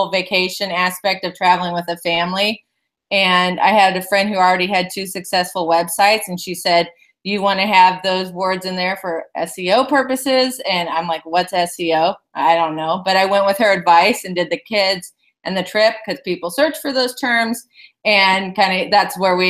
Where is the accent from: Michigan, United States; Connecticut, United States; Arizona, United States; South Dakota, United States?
Arizona, United States; Phoenix; also born or lived in San Diego; now in Chicago, United States; I'm originally from Phoenix, so moving to Chicago was quite an eye-opener